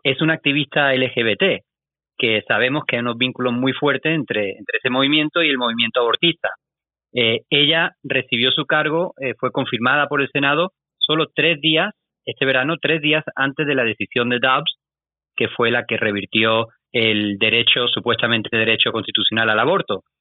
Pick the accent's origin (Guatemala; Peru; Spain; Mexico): Spain; yo soy de España